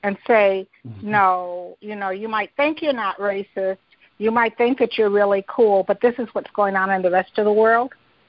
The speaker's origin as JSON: {"language": "English", "town": "Detroit", "region": "Michigan", "country": "United States", "said": "I'm from Detroit"}